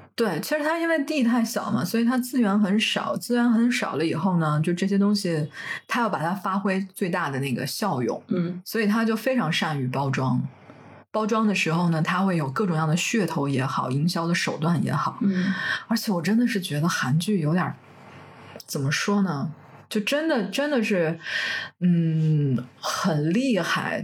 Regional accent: northern China, China; 咱们北方人不是还挺喜欢吃的吗？

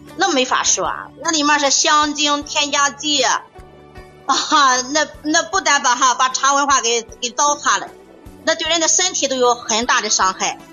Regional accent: Qingdao, Shandong, China; 我们青岛这边的哈

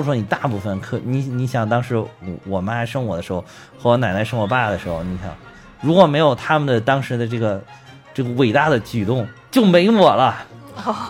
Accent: China; 我们就是中国人

